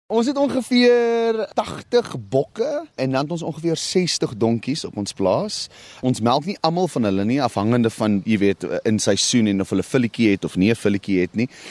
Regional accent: South Africa

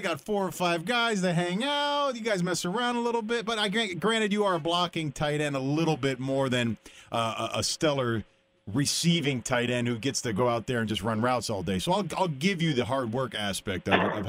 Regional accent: Windsor, Ontario, Canada; moved away; I'm from Windsor, Ontario, originally.

